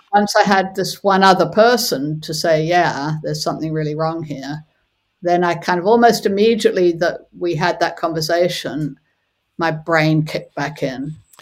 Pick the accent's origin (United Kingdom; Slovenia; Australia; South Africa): South Africa; moved away; also born or lived in California; I was born in South Africa and was from a very young age, from the age of about five, was aware of apartheid